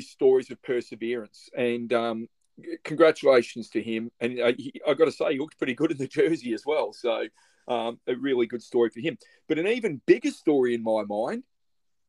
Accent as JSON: {"language": "English", "town": "Melbourne", "region": "Victoria", "country": "Australia", "tie": "born or raised there", "said": "I grew up in the St. Kilda area in Melbourne"}